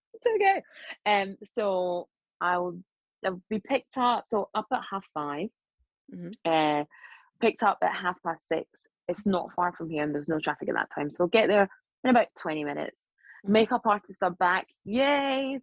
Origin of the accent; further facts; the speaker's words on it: Scotland, United Kingdom; accent: Scottish; moved away; I was sort of just a black journalist with a Scottish accent